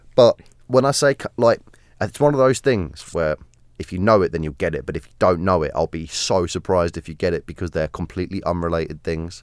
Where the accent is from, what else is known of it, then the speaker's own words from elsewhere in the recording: South of England, United Kingdom; As a Southerner